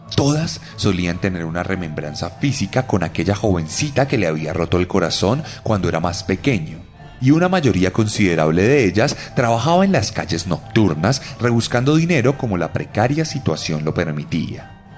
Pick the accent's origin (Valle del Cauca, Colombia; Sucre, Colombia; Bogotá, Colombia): Bogotá, Colombia; las voces que cada día se levantan más en mi ciudad y en Colombia entera.